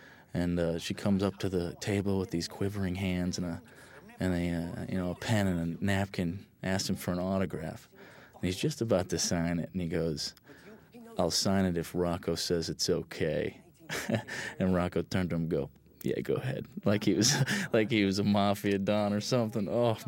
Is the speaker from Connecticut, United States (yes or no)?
yes; Hartford, Connecticut, United States; also born or lived in East Coast; You know, I'm from New England. I was born in Hartford, Connecticut, and lived all up and down the East Coast.